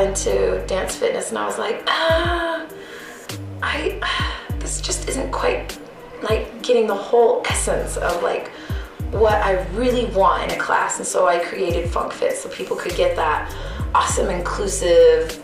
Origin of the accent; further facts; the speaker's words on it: Utah, United States; moved away as an adult; also born or lived in Maryland; Yeah, I'm originally from Utah, born and raised here. I lived back east for about 10 years and then just moved back.